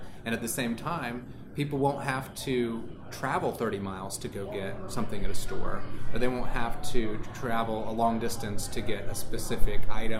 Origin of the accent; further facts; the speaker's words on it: California, United States; I'm from California. It's $8 or whatever.